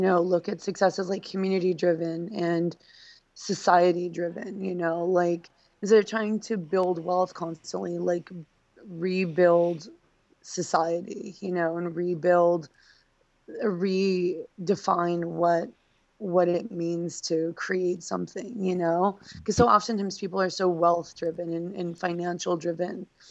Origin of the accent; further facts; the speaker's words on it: Reno, Nevada, United States; also born or lived in Phoenix, Arizona / Los Angeles, California; now in Baltimore, United States; I grew up in Reno, Nevada